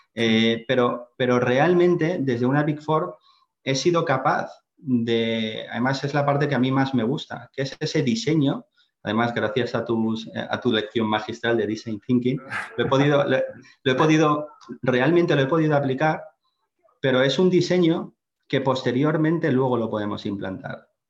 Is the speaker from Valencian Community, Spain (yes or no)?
yes; Valencia, Valencian Community, Spain; also born or lived in Finland; soy valenciano, estudié en, la Universidad Politécnica de Valencia